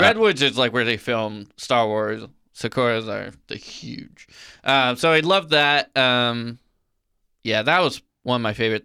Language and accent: English; Illinois, United States; moved away; I grew up in Illinois